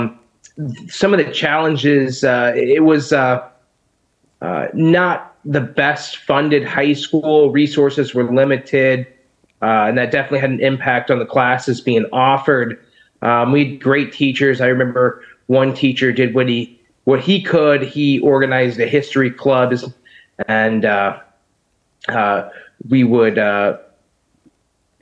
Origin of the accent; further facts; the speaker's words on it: Peoria, Illinois, United States; I was born and raised here in Peoria, Illinois